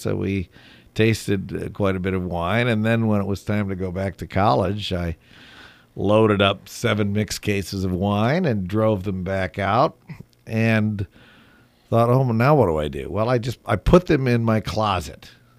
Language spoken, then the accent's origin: English; Grand Haven, Michigan, United States; I came back to work a summer job helping start a wine and cheese shop in my hometown, Grand Haven, Michigan, which was sort of even then a watering hole for people from Chicago and St. Louis.